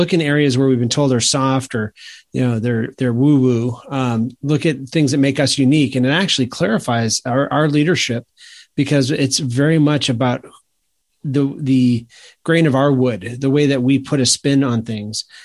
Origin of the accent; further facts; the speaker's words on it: Maine, United States; now in South Carolina, United States; I grew up in Maine.